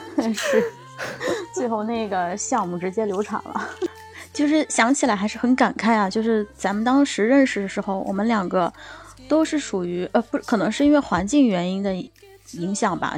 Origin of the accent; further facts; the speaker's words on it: southern China, China; now in Beijing, China; 因为我现在在北京嘛，然后我的家乡其实， 嗯， 在一个南方的城市